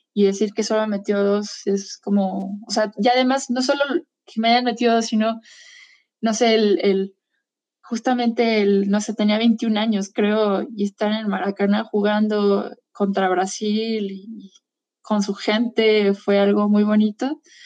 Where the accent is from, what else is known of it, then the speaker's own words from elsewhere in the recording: Mexico; soy mexicana